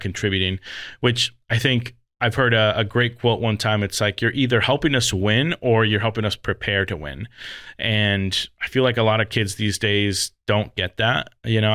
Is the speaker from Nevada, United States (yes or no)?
yes; Las Vegas, Nevada, United States; moved away as an adult; I'm originally from Las Vegas, but being away for thirteen years now